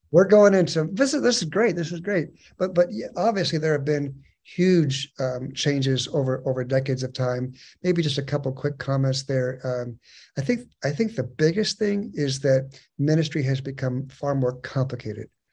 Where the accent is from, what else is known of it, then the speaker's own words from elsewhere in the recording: San Diego, California, United States; moved away as an adult; also born or lived in Chattahoochee River area (Georgia/Alabama); I'm actually a native of Southern California, born and raised in San Diego